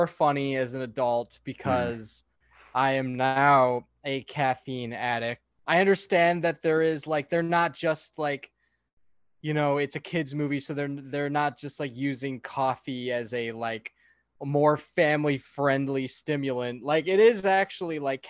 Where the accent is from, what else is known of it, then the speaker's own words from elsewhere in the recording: Chicago, Illinois, United States; growing up in Chicago